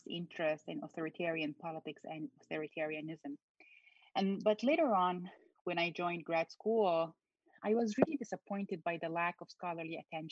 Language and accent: English; Egypt; moved away as an adult; also born or lived in Cairo, Egypt / Kuwait / Madison, United States; now in United States; So I was born in Cairo, but I was raised in Kuwait. My parents left Egypt after the 1967 war with Israel, like many Egyptians who left Egypt after the war, we call it Nakba, which is like a disaster. So, but we returned back to Egypt when I was still a child, and I continued to live in the Middle East until early 2000s